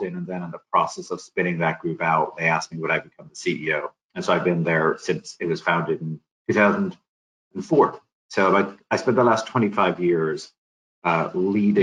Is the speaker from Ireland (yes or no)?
yes; Ireland; moved away as an adult; also born or lived in Dublin / Madrid; now in Colorado, United States; I was born in Ireland